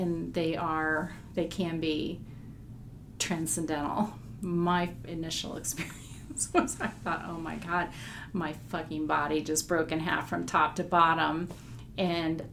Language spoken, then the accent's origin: English; Indiana, United States; growing up in Indiana